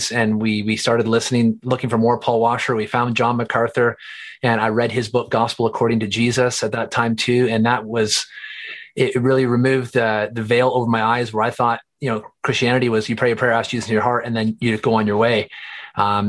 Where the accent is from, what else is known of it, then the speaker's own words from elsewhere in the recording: Eastern Ontario, Canada; moved away as an adult; now in Calgary, Canada; I grew up in Eastern Ontario, here in Canada, and then actually came out to Calgary in 2004